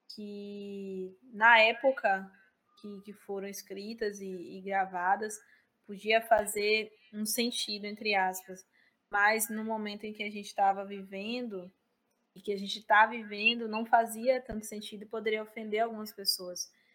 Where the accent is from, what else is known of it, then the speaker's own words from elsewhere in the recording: Cruz das Almas, Bahia, Brazil; eu sou da cidade de Cruz das Almas